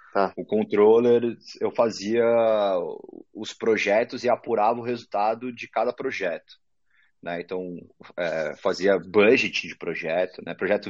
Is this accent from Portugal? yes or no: no; São Paulo, Brazil; also born or lived in São José do Rio Preto; eu nasci, sou da zona norte de São Paulo, nasci lá no uhum. pé da Serra da Cantareira, perto do Horto Florestal. Fiquei uhum. lá, estudei desde moleque